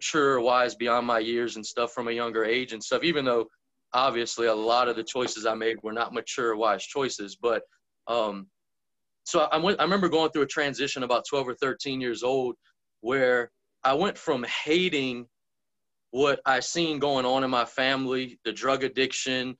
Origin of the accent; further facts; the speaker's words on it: Lake Pontchartrain, South Louisiana, United States; growing up in South Louisiana, all around Lake Pontchartrain area. So if somebody asks me where I'm from, I'll probably just tell them I'm from Lake Pontchartrain